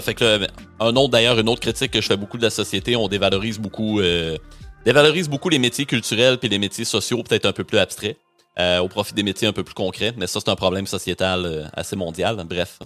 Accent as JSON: {"language": "French", "town": "Rimouski", "region": "Quebec", "country": "Canada", "tie": "born or raised there", "said": "je suis originaire de Rimouski, euh, c'est ma ville natale, ma famille est encore là, mes amis d'enfance aussi"}